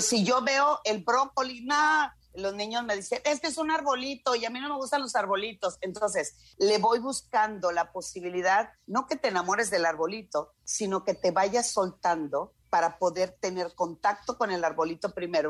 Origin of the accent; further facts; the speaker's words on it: Culiacán, Sinaloa, Mexico; como buena norteña, yo soy de Culiacán